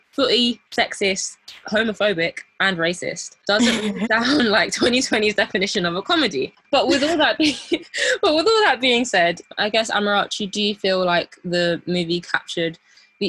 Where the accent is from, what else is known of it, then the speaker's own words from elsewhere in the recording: United Kingdom; our modern Black British Gen Z upbringing